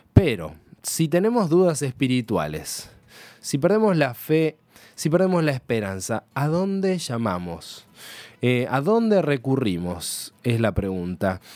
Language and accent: Spanish; Argentina; tenemos a nuestra disposición como ciudadanos argentinos